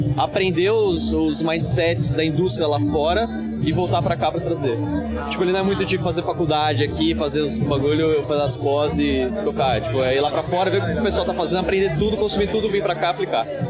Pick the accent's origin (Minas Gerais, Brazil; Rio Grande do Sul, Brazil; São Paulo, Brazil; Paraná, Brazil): São Paulo, Brazil; Eu sou de São Paulo